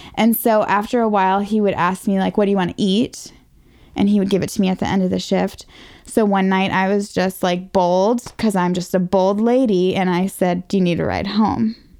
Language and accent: English; Northern Virginia, United States; I was from right here in Northern Virginia.